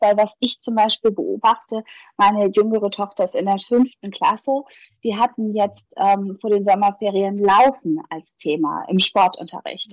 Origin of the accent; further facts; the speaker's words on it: Hamburg, Germany; ich komme ja aus Hamburg